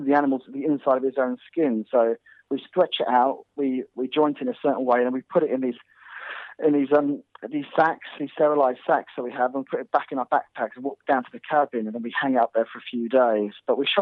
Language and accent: English; Snowdonia, North Wales, United Kingdom; moved away; also born or lived in Kent; I grew up in Snowdonia in North Wales.